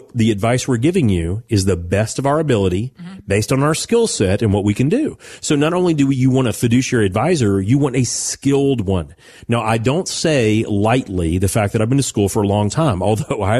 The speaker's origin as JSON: {"language": "English", "town": "Owensboro", "region": "Kentucky", "country": "United States", "tie": "born or raised there", "said": "When I was a kid growing up outside of Owensboro, Kentucky"}